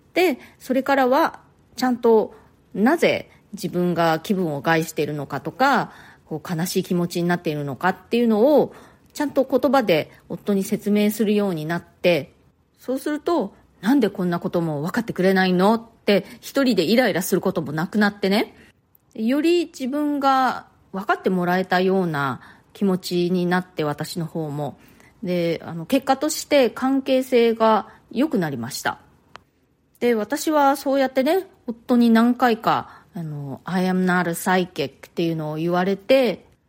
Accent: Japan; moved away as an adult; now in New York, United States; 私は日本で生まれ育って、で、大人になってから、初めて、え、アメリカに、え、ニューヨークに引っ越してきました

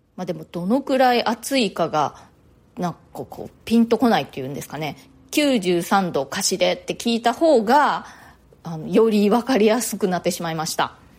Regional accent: Japan; moved away as an adult; now in New York, United States; 私は日本で生まれ育って、大人になってからニューヨークに移住した

